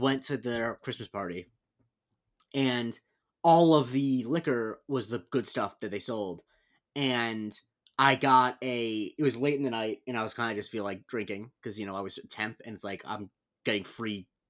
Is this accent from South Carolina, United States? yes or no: no; Florida, United States; moved away; I grew up in Florida, baby. Can't take the man out of Florida.